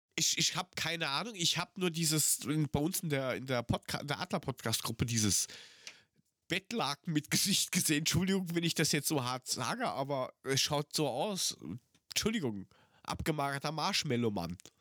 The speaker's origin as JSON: {"language": "German", "town": "Frankfurt am Main", "region": "Hesse", "country": "Germany", "tie": "born or raised there", "said": "500 Meter vom Henninger Turm bin ich aufgewachsen."}